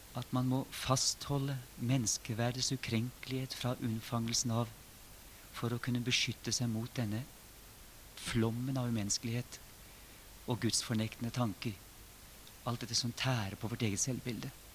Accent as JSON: {"language": "Norwegian", "country": "Norway", "said": "Det som har skjedd i våre sammenhenger, hjemme i Norge, som er blitt en del av min egen livshistorie"}